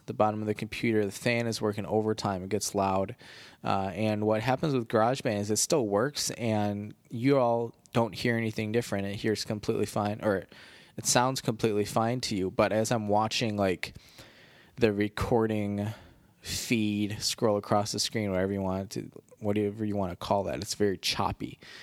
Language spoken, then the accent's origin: English; Midwest, United States; accent: Midwestern; also born or lived in Baltimore; now in Chicago, United States; People always make fun of the way I say sorry 'cause of my Midwestern accent